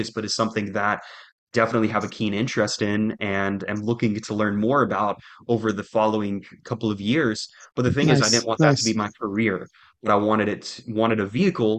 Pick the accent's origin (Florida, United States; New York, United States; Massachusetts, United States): Florida, United States; Jacksonville; moved away as an adult; now in Little Rock, United States; I'm originally from Jacksonville, Florida, here in the United States